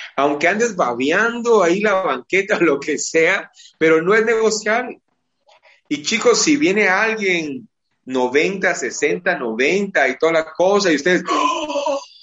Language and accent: Spanish; Guatemala; es parte de nuestra idiosincrasia, es parte de nuestra forma, de nuestro ser como guatemaltecos